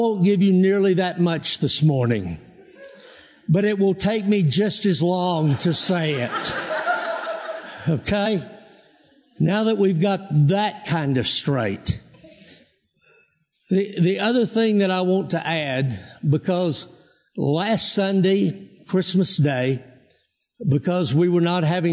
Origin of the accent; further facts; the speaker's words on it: Texas, United States; moved away as an adult; now in Colorado, United States; I am from Texas